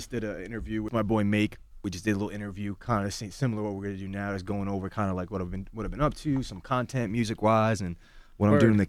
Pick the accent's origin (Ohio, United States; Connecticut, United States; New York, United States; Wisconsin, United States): New York, United States; Long Island; So originally, I'm from Long Island, actually. I'm from here.